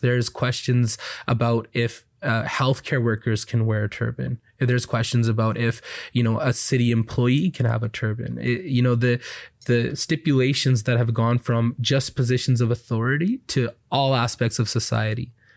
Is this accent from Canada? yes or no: yes; Canada; also born or lived in Alberta; as a Canadian